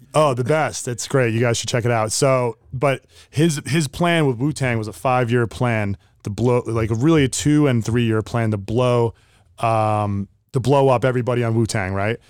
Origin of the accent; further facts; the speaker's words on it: Sparta, New Jersey, United States; I grew up in Sparta, New Jersey